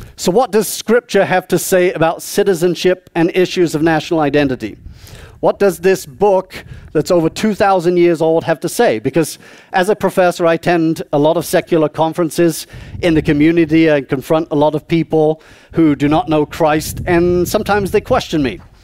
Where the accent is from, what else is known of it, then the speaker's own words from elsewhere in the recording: South East England, United Kingdom; moved away; I was born and raised uh, in the southeast of England